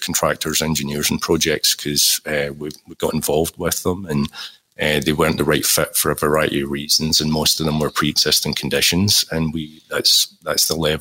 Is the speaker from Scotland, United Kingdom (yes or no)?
yes; Glasgow, Scotland, United Kingdom; the Scottish origins coming through there. Growing up in Glasgow